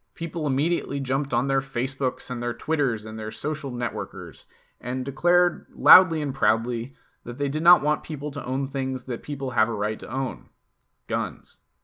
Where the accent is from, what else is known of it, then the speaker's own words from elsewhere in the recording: East Coast, United States; I'm from the East Coast